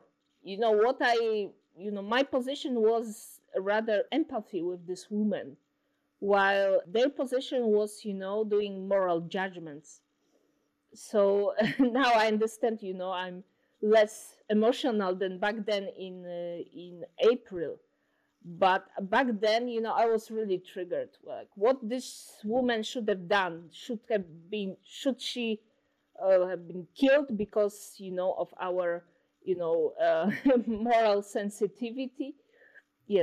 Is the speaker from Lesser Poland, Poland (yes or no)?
no; Warsaw, Masovian Voivodeship, Poland; I'm actually from Warsaw. So it was a city that experienced so many, you know, uprisings, revolutions.